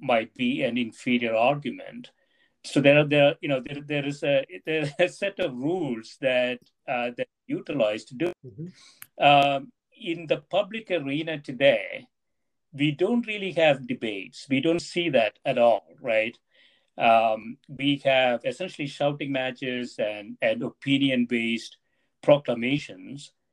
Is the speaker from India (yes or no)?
yes; India; moved away; when I was growing up in India